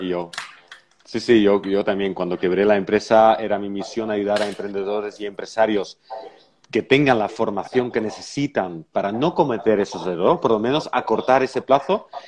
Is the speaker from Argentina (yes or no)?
no; Belgium; moved away; en mi país también, en Bélgica igualmente